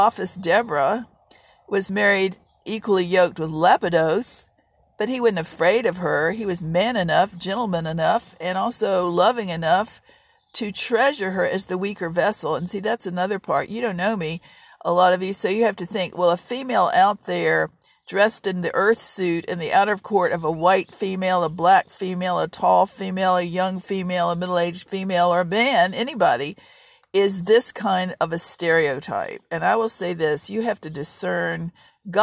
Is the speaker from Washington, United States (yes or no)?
no; Virginia, United States; I grew up in Virginia